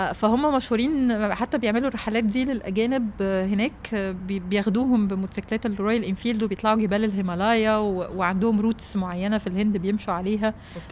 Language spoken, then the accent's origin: Arabic; Egypt; انا جايه من مصر